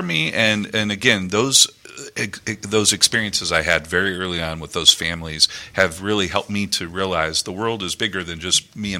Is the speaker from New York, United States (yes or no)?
no; Iowa, United States; now in Houston, United States; I grew up in Iowa